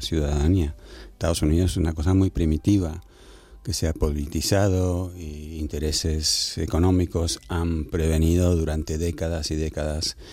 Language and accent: Spanish; Argentina; me crié en Argentina, en Buenos Aires